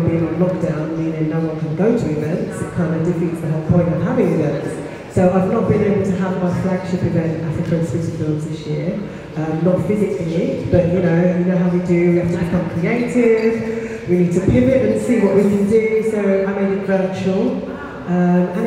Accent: Essex, East of England, United Kingdom; Growing up in Essex, I was one of the only few black students in my class.

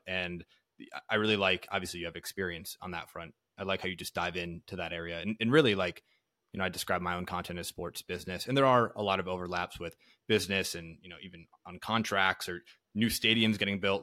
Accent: Green Bay, Wisconsin, United States; moved away; I'm from Green Bay, Wisconsin initially, so I grew up a, a diehard Packer fan

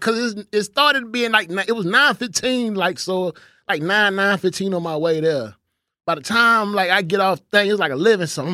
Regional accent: Houston, Texas, United States; moved away as an adult; now in Dallas, United States; I'm from Houston.

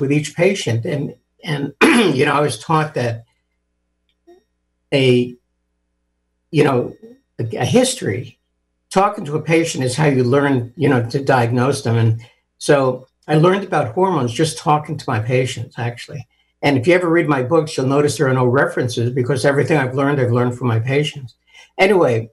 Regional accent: New York City, New York, United States; also born or lived in Ohio; I was born and raised in New York City.

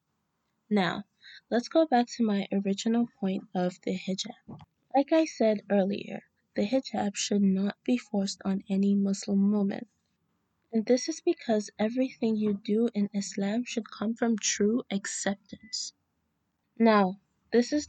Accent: Nigeria; now in New York City, United States; I currently reside in NYC and I am Nigerian

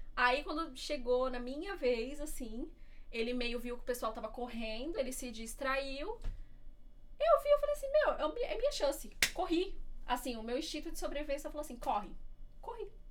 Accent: Diadema, São Paulo, Brazil; moved away as an adult; now in Seattle, United States; Eu sou de Diadema, São Paulo

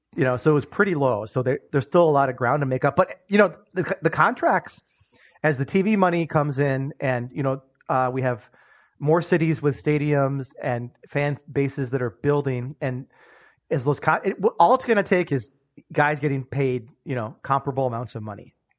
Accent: United States; as an American sports fan

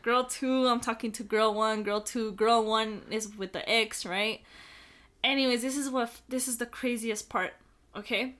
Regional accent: El Paso, Texas, United States; also born or lived in Las Cruces; we're all from El Paso

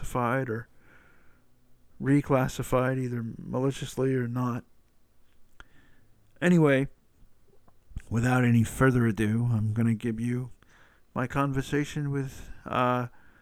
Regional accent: Atlanta, Georgia, United States; Atlanta is my hometown

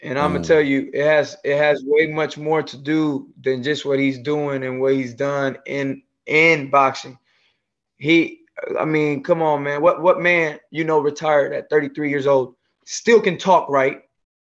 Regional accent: Bayamón, Puerto Rico; also born or lived in Clarksville, Tennessee; now in Florida, United States; originally I'm from Bayamón, Puerto Rico

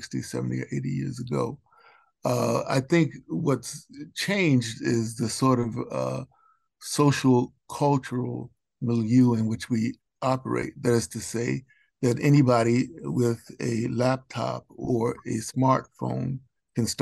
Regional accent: Roanoke, Virginia, United States; also born or lived in Baltimore, Maryland; I moved to Roanoke, Virginia when I was 6 years old

